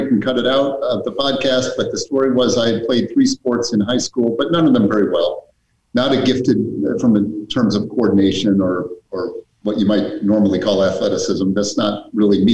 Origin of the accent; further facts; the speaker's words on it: Weston, Massachusetts, United States; also born or lived in Worcester, Massachusetts / Ohio / Illinois; I did grow up in Weston.